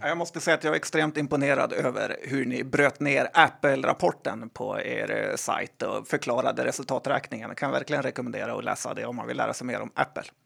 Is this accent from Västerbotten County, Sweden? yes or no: yes; Västerbotten County, Sweden; jag är ju från Västerbotten